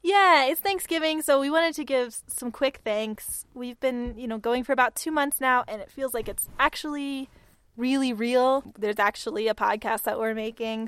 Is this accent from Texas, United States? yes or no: yes; Texas, United States; we're from Texas